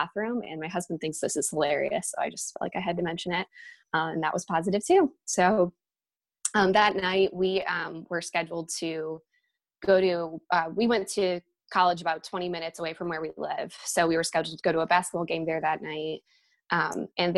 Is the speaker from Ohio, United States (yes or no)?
yes; Ohio, United States; we're from Ohio